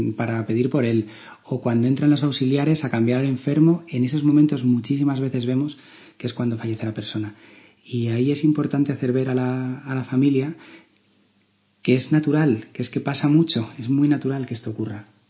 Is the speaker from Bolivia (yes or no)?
no; Málaga, Andalusia, Spain; moved away; Yo vengo de Málaga, que es allí donde me formé como médico